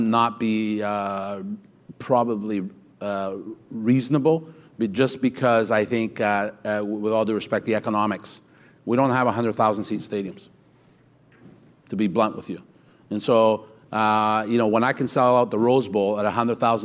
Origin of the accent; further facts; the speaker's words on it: Vancouver, British Columbia, Canada; I'm from Vancouver